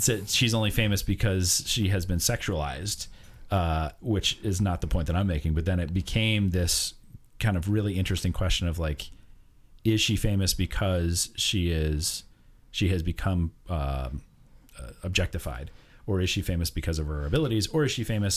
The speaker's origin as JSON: {"language": "English", "country": "United States", "said": "as an American"}